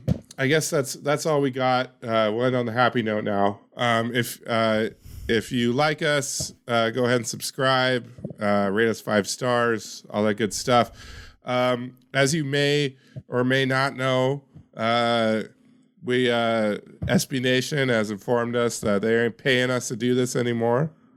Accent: Yakima, Washington, United States; Shout out to my hometown of Yakima.

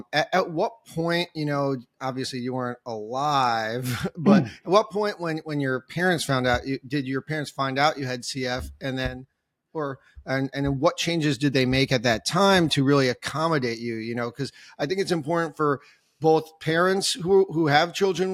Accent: United States; also born or lived in New Jersey / New York; growing up in New Jersey and New York, I listened to Boomer and Carton in the morning growing up

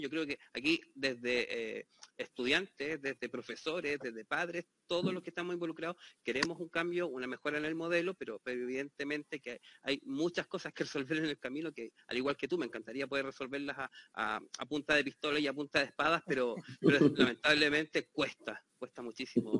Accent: Chile; la, experiencia que tengo desde Chile, como soy chileno

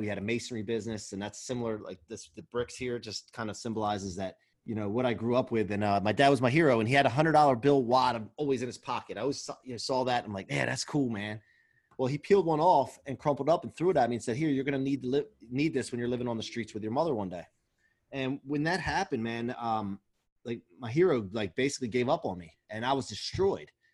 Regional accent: outside of Philadelphia, Pennsylvania, United States; I grew up outside of Philly

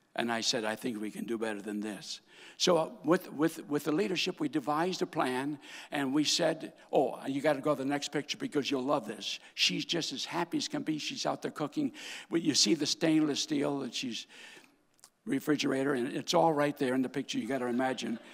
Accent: North Dakota, United States; moved away as an adult; also born or lived in Iowa / Kansas; I was born and raised in North Dakota, my daddy's church

